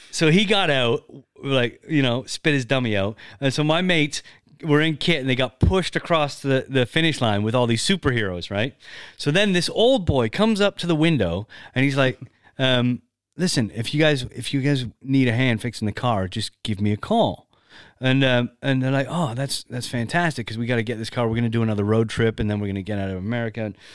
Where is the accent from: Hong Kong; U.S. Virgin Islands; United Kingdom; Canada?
Canada; I'm not American, but I'm Canadian.